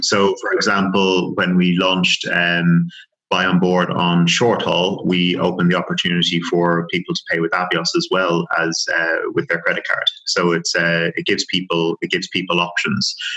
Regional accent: Dublin, Leinster, Ireland; moved away as an adult; also born or lived in France / Leeds; now in United Kingdom; born and raised in Dublin, as you as as you know, and the accent will give it away

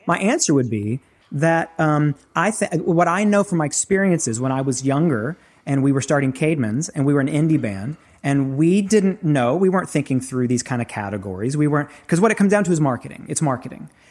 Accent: the South, United States; I grew up in the South, grew up in, in church

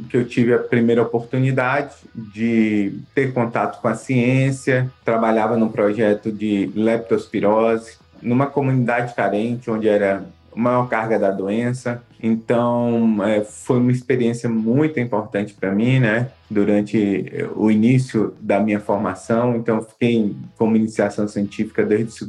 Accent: Salvador, Bahia, Brazil; also born or lived in Minas Gerais; Morei assim, em algumas cidades de Minas, do interior da Bahia.

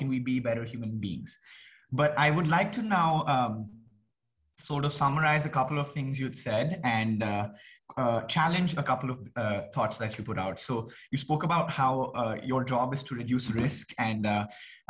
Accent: India; I come from India

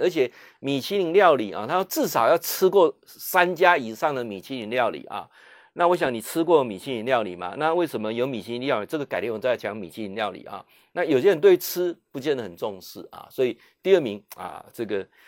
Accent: Taiwan; 身为台湾人

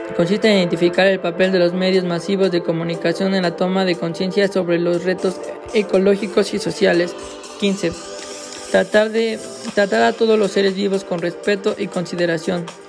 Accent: Mexico; yo soy de México

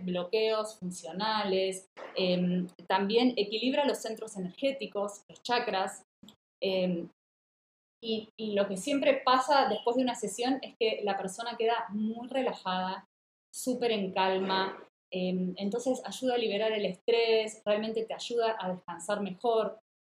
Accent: Mar del Plata, Buenos Aires Province, Argentina; Mar del Plata, mi ciudad natal, en Argentina

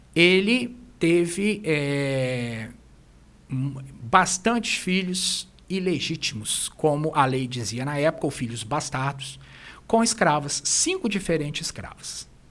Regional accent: Brazil; como brasileiros

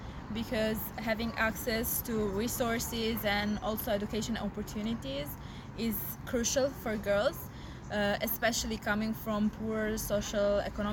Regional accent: Albania; now in Italy; I'm Albanian, but I live in Italy

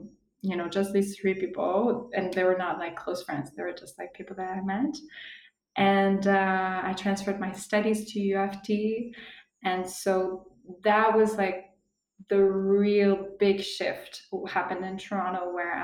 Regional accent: Switzerland; moved away as an adult; now in Costa Rica; I grew up in Switzerland

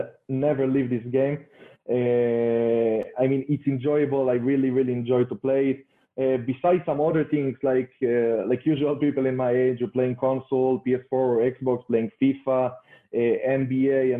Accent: Israel; I'm coming from Israel.

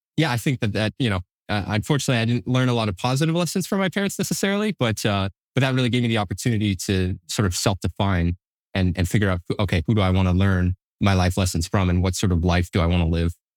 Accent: Manchester, New Hampshire, United States; also born or lived in Concord, New Hampshire / Hooksett, New Hampshire / Allenstown, New Hampshire; sort of bounced around Southern New Hampshire as I was growing up

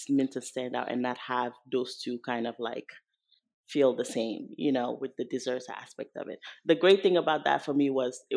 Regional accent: Senegal; moved away; growing up in Senegal, all the bakeries there are French bakeries

